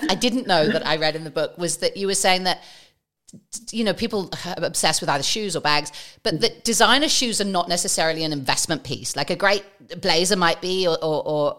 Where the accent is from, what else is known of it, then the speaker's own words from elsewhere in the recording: England, United Kingdom; moved away as an adult; being English, so I grew up the first 20 years having avoided it